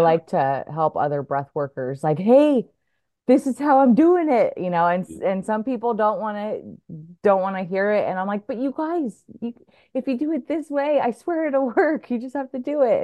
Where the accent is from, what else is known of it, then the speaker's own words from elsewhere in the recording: Oregon, United States; moved away as an adult; also born or lived in Santa Barbara; I'm from Oregon